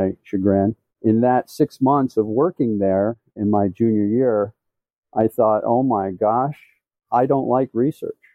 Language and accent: English; Washington, District of Columbia, United States; As a kid growing up in the Washington, D.C. area